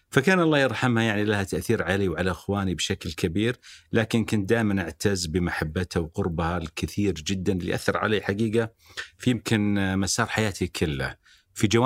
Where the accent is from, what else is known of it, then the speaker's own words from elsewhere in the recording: Algeria; born there; also born or lived in Lebanon / United States; ولدت في الجزائر بعدين درست بدايه الابتدائي في لبنان الى ان انهينا الابتدائي في امريكا